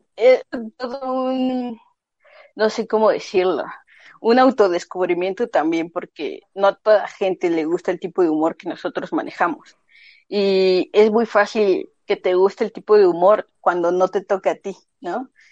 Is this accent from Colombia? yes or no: no; Mexico City, Mexico; moved away as an adult; now in Guadalajara, Mexico; yo en específico soy de Ciudad de México, este, actualmente radico en Guadalajara